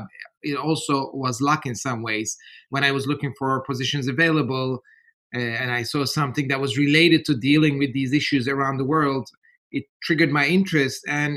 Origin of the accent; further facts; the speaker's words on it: Ankara, Turkey; moved away; I was born and raised in Turkey, in Ankara